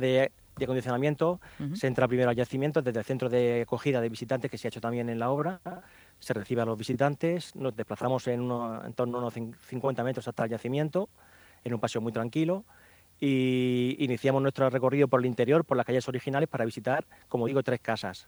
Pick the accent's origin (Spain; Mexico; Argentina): Spain; Cieza, Region of Murcia; en Cieza, que es mi pueblo